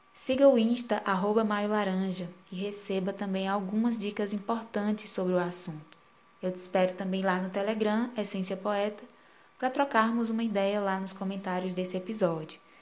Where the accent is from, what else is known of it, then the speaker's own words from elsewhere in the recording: Piauí, Brazil; Aqui na minha terra, no Piauí